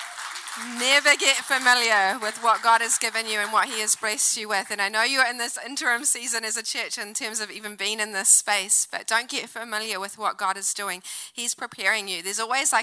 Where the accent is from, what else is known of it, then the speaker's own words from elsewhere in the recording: New Zealand; also born or lived in Auckland; now in Wellington, New Zealand; I'm Kiwi girl